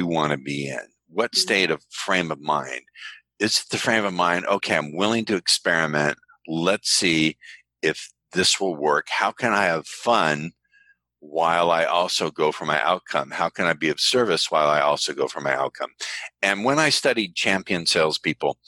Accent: United States; I'm American

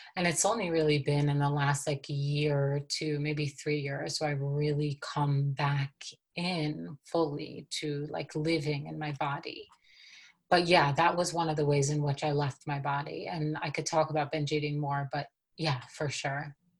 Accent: New York City, New York, United States; now in Colorado, United States; And so I grew up in Brooklyn, New York, and I was born and raised into a Hasidic community in Brooklyn.

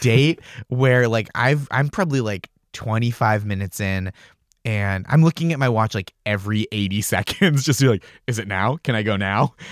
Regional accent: Stoneham, Massachusetts, United States; I grew up in Stoneham, Massachusetts, which is, like, just north of the city

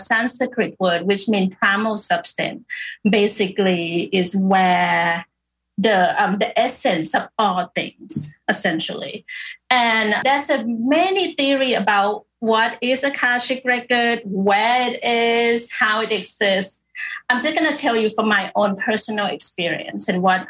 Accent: Bangkok, Thailand; I born and raised in Bangkok

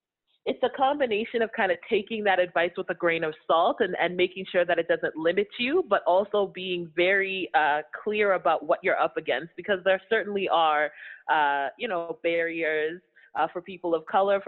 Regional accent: Toronto, Ontario, Canada; also born or lived in London, Ontario; Born and raised in Toronto. I lived in London, Ontario for about, I want to say 6 or 7 years

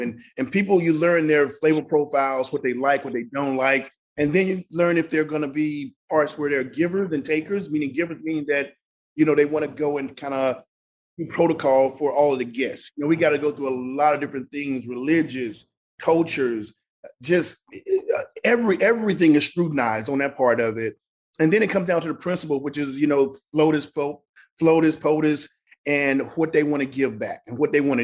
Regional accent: Mississippi, United States; moved away; the way I grew up in Mississippi

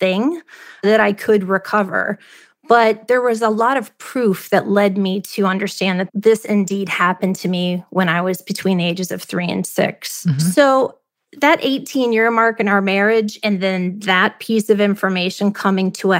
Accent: Ohio, United States; moved away as an adult; also born or lived in Charlotte, North Carolina; I grew up in Ohio.

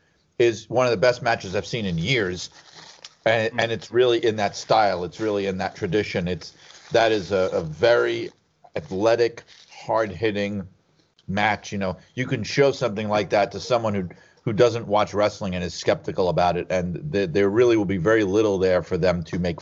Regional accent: United States; being American, my exposure to British culture very often comes from public television and in America.

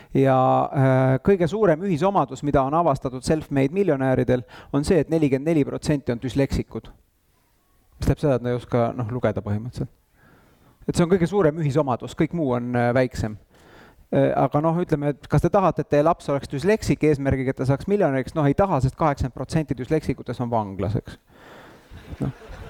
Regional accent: Tallinn, Harju County, Estonia; mina käisin Lasnamäel saja viiekümne kolmandas lastepäeva kodus

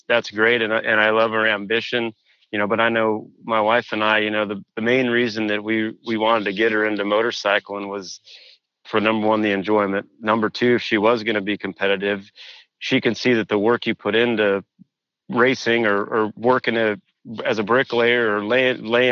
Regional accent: Washington, United States; moved away as an adult; also born or lived in Pennsylvania; I grew up in Washington, like as a local A and pro rider

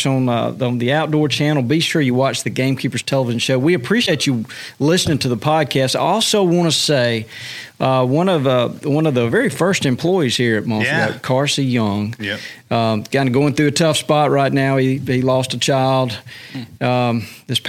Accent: Alabama, United States; moved away as an adult; now in Mississippi, United States; I grew up in Alabama

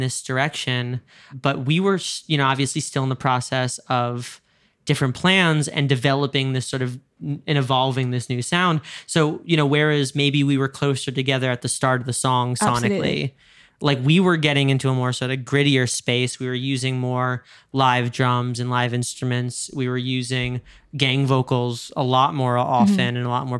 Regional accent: New York, United States; you're a Londoner, I'm a New Yorker, like we talk in a very specific way.

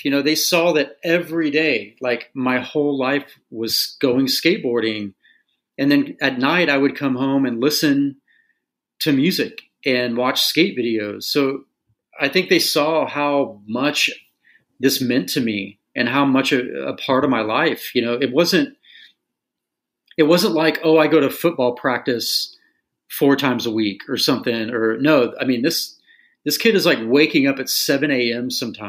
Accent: Tulsa, Oklahoma, United States; it's just that growing up in Tulsa thing, you know, it's just finding a way to be yourself amidst this, you know, this like Bible Belt culture.

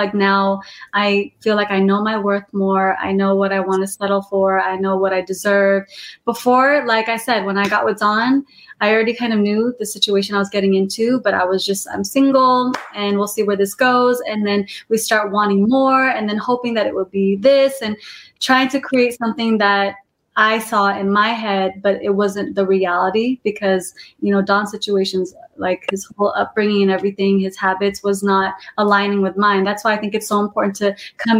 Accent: Modesto, California, United States; now in Los Angeles, United States; I'm from Modesto, California. It's a small city. And I was in a Christian school

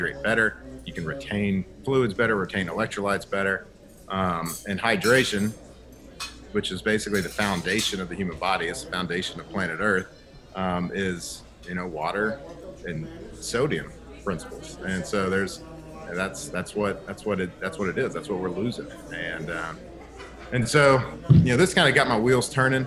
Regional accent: Texas, United States; moved away as an adult; also born or lived in Baton Rouge, Louisiana; I grew up and born and raised in Texas

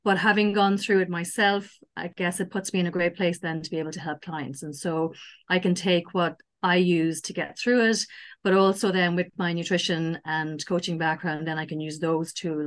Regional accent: Ireland; also born or lived in Sligo, Ireland; I'm Irish and I live in Ireland on the West Coast in a place called Sligo

